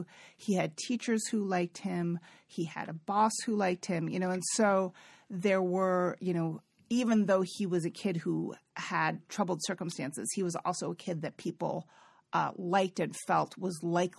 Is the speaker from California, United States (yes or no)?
yes; California, United States; I'm from the Bay Area. I really have a lot of sophistication around sexuality and gender and all this stuff.